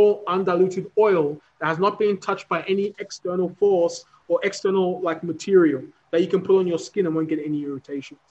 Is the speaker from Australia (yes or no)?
yes; Australia; moved away as an adult; now in Africa; born and raised in Australia